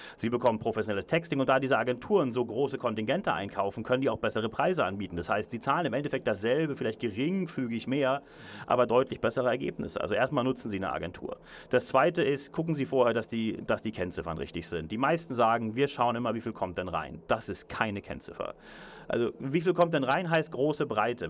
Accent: Hamburg, Germany; also born or lived in Berlin / London; now in Zürich, Switzerland; Ich selber ich bin gebürtiger Hamburger, habe dann in Berlin gelebt, heute wohne ich in Zürich und London

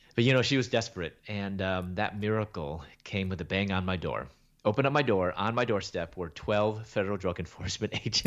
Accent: Chicago, Illinois, United States; moved away as an adult; also born or lived in Louisville, Kentucky; I was born in Chicago and raised there in Chicago.

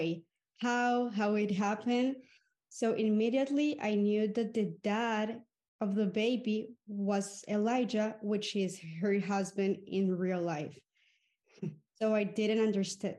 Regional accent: Colombia; I'm from Colombia.

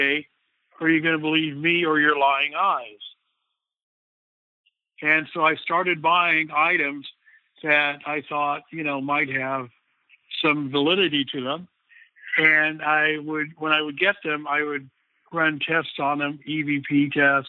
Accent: Guam; now in California, United States; I'm living in California now, but I'm originally from Guam

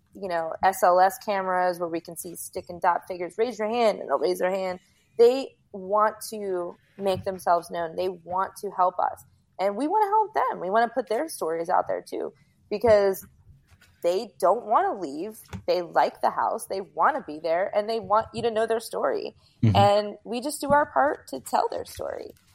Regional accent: Rockland County, New York, United States; also born or lived in Bergenfield, New Jersey; now in South Florida, United States; I was born in New Jersey and I lived in Bergenfield until I was in first grade, and then I lived in upstate New York in Rockland County. And when I was growing up in Rockland County

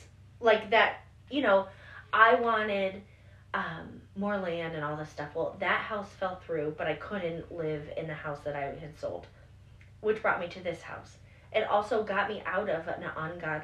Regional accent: Springfield, United States; moved away; also born or lived in Isla Meadow; I grew up in Springfield, but then I moved to Isla Meadow

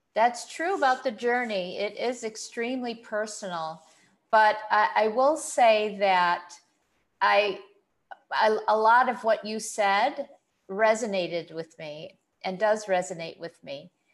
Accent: United States; moved away as an adult; now in Kuwait; I grew up in the States

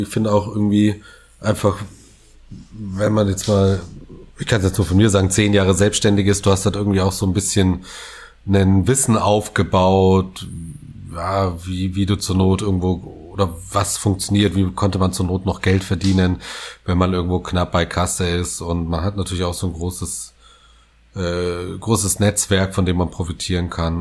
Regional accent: West Germany, Germany; als Westdeutscher ich

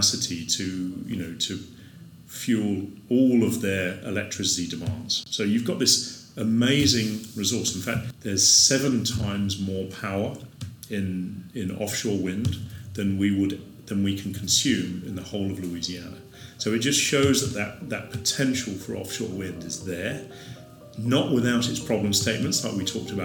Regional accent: Isle of Wight, South East England, United Kingdom; moved away as an adult; now in New Orleans, United States; the community that I grew up on the Isle of Wight.

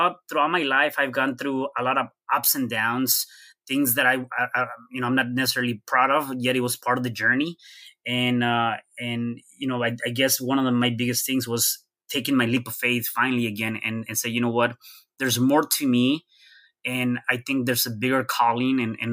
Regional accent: Mexico City, Mexico; now in United States; I was born in Mexico City, to just one parent, which is my mom

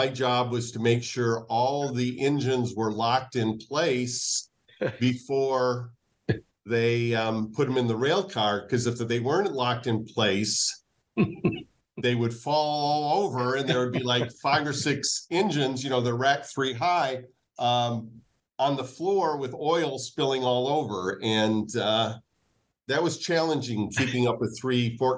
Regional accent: Owosso, Michigan, United States; I grew up in Owosso, Michigan, which is a small town between Flint and Lansing

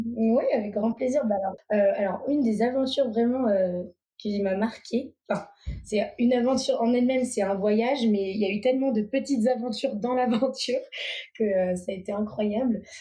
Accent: Vendée, Pays de la Loire, France; now in Savoie, France; je viens de Vendée à la base. Et là, actuellement, je vis en Savoie

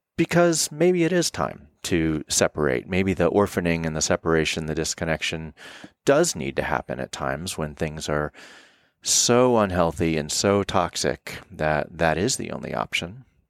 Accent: Florida, United States; moved away as an adult; now in Colorado, United States; I'm living in Colorado and I was born in Florida

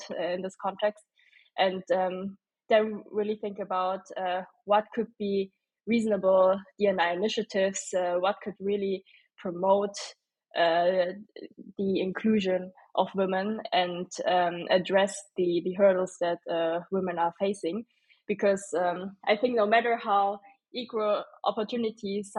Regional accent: Stuttgart, Baden-Württemberg, Germany; also born or lived in Berlin; now in Munich, Germany; originally I'm from Stuttgart

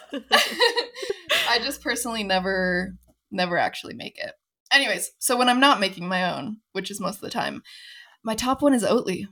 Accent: Phoenix, Arizona, United States; moved away as an adult; also born or lived in Los Angeles; now in Denver, United States; I was born and raised in Phoenix

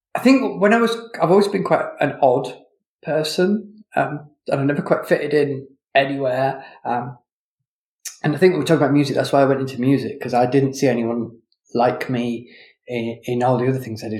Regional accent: Leeds, Yorkshire and the Humber, United Kingdom; I grew up in Leeds

